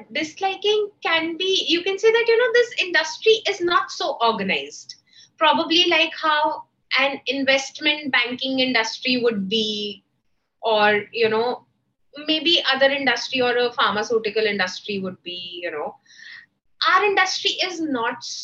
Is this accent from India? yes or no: yes; Patiala, Punjab, India; I come from a small town, you know, I come from Patiala.